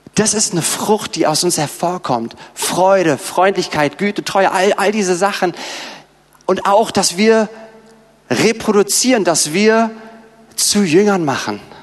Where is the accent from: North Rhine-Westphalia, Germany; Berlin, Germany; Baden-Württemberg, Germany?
Berlin, Germany; wir Berliner